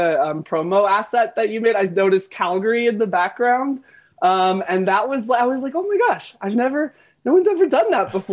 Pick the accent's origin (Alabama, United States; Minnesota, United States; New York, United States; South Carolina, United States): South Carolina, United States; Florence; moved away; I was born in Florence